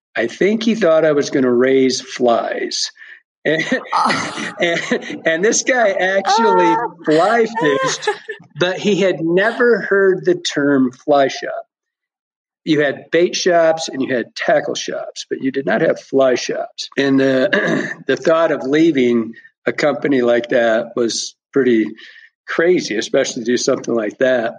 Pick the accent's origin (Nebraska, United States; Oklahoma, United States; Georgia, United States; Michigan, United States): Michigan, United States; moved away as an adult; Born and raised in Michigan. I was in Michigan for the first 40 years of my life